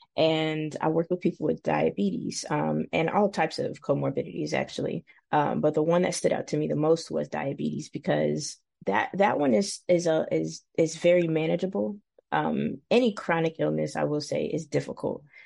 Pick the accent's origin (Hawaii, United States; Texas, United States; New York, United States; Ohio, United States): Ohio, United States; Cincinnati; moved away as an adult; born and raised in Cincinnati